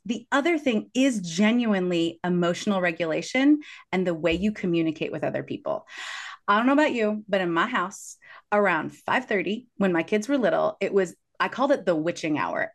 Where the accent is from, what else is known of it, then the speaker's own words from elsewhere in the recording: Kansas City, Missouri, United States; I grew up in Kansas City